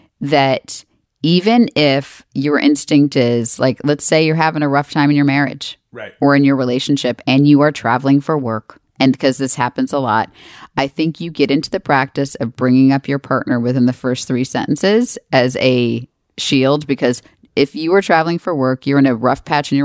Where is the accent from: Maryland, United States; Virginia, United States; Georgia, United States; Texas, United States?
Texas, United States; I'm from Texas.